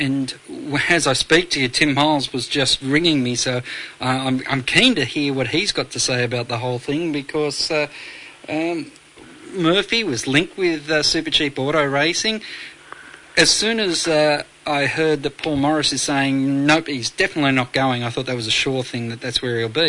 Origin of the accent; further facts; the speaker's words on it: Canberra, Australian Capital Territory, Australia; Growing up in Canberra